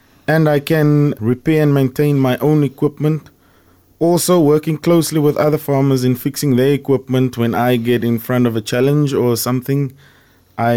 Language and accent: English; Saron, Western Cape, South Africa; growing up in Saron